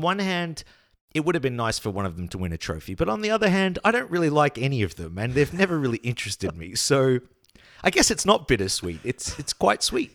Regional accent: Australia; also born or lived in Denmark / Poland; as an Australian slash Dane

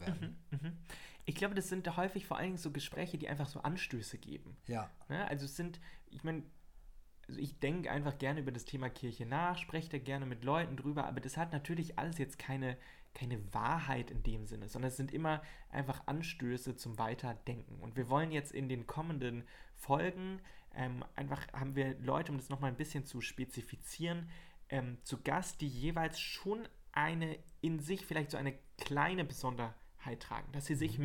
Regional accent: Marburg, Hesse, Germany; moved away as an adult; also born or lived in Karlsruhe / Ruhr area; komme gebürtig aus Marburg, bin 24 Jahre alt

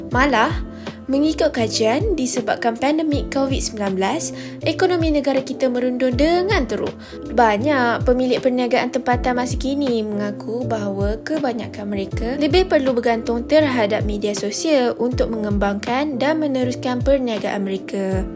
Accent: Malaysia; kita sebagai rakyat Malaysia

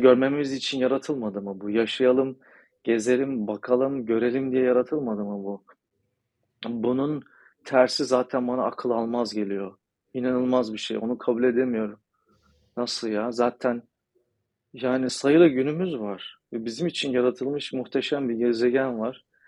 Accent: Turkey; Ben de Türk'üm

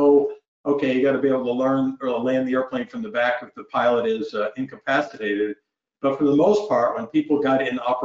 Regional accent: Northeast Vermont, United States; moved away as an adult; a kid growing up in Northeast Vermont that had never been anywhere

